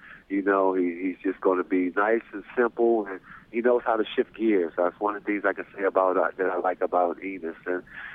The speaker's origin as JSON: {"language": "English", "town": "Washington", "region": "District of Columbia", "country": "United States", "tie": "born or raised there", "said": "I was the head coach for the Maryland Nighthawks, a semi-pro team that's in my hometown, not too far in Washington, D.C."}